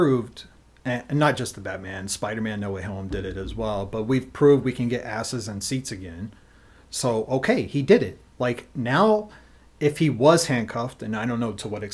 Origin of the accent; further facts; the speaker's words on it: United States; as an American film viewer